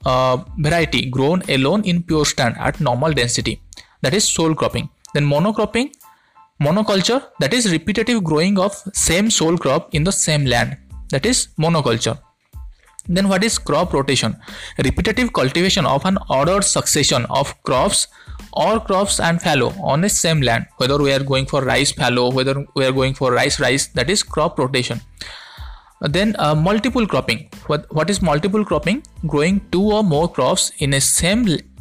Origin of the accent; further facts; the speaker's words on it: India; from India